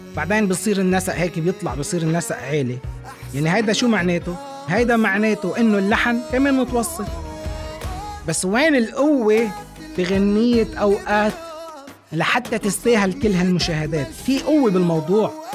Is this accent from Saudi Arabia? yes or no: no; Lebanon; بلدنا لبنان